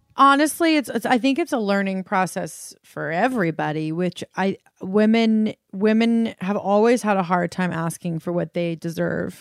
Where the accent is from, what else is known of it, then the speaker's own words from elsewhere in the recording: Colorado, United States; Ollie and I grew up in Colorado, like, on land